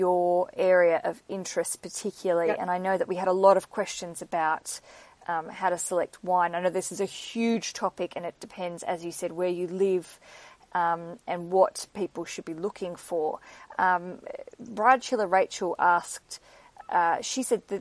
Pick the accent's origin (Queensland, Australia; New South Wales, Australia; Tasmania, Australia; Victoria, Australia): Tasmania, Australia; now in London, United Kingdom; in Australia, where I'm from, if you didn't know my accent, I grew up in Tasmania